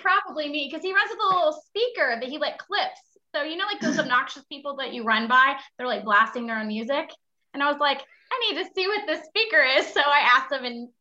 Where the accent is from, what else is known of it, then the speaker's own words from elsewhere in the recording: Florida, United States; now in Charlotte, United States; I grew up in Florida